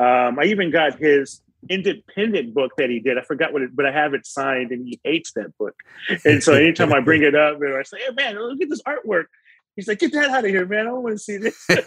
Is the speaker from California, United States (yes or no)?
yes; Oakland, California, United States; born there; also born or lived in Modesto / Stockton / Kansas City; And born in Oakland. My dad was born in Oakland, my mom. So, and then I ended up moving to Modesto, of all places.